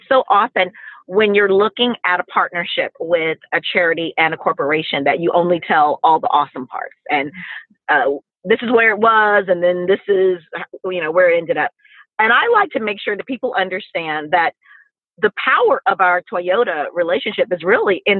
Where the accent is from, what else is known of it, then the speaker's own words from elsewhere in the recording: Mississippi, United States; we're from the South, we're from Mississippi